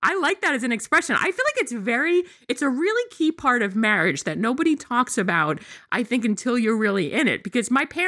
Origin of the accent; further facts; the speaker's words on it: Long Island, New York, United States; I grew up on Long Island